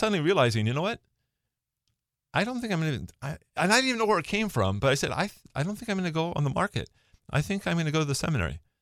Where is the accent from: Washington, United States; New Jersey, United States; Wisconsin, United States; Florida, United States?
Washington, United States; Bellevue; I grew up in Bellevue. So I, I grew up in Newport Hills, uh, w, uh, graduated from Newport High School. So kinda local